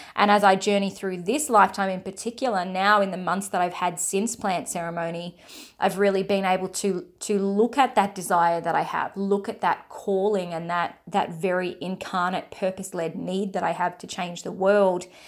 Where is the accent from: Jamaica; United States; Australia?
Australia; I'm from Australia